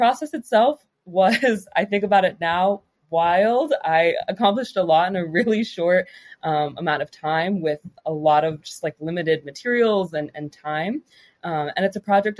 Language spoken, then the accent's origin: English; South Florida, United States; moved away as an adult; also born or lived in Massachusetts; now in New York City, United States; my hometown. So South Florida, just the area.